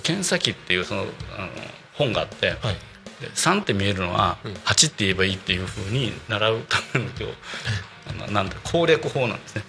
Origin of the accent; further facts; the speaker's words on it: Tokushima, Japan; also born or lived in Tokyo; now in Tako, Japan; 僕は徳島出身なんですけど